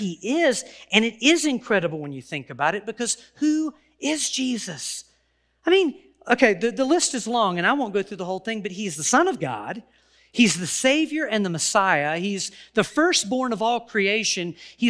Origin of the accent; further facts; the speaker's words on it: the South, United States; And so well, I'm from the South. I can probably say will and get away with it.